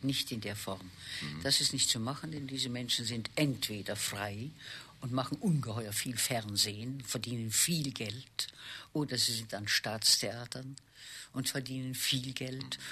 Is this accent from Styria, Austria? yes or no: no; Vienna, Austria; moved away as an adult; also born or lived in Přerov, Moravia; now in Hamburg, Germany; nachdem ich mit einem halben Jahr nach Wien gekommen bin und meine Geburtsstadt gar nicht kenne, nie in meiner Geburtsstadt, außer meiner Geburt nie dort war, äh, habe ich äh, dies, alle meine Schuljahre in Wien verbracht